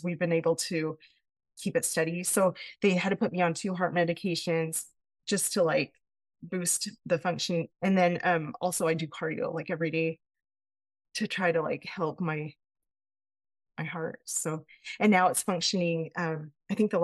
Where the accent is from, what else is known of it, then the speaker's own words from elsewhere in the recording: Payson, Utah, United States; I'm from Payson, Utah